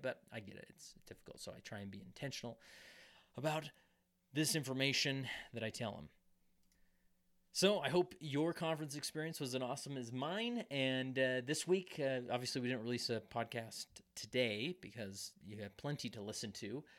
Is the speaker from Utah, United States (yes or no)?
yes; West Valley City, Utah, United States; even though I don't live in West Valley anymore, but it's my, it's my hometown.